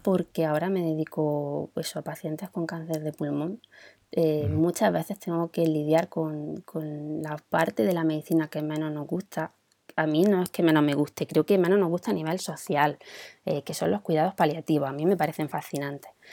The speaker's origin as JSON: {"language": "Spanish", "town": "Granada", "region": "Andalusia", "country": "Spain", "said": "Yo vengo de Granada"}